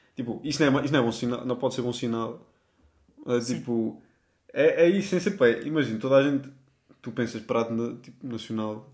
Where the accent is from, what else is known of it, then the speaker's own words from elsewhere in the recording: Portugal; moved away as an adult; also born or lived in Lisbon; now in Spain; nós somos portugueses